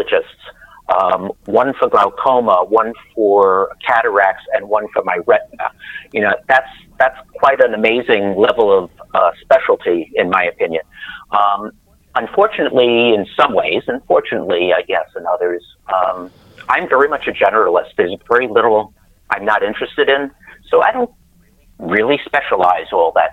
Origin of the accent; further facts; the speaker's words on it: New York City, New York, United States; now in Rensselaerville, United States; I was born in Brooklyn, New York, but in 1950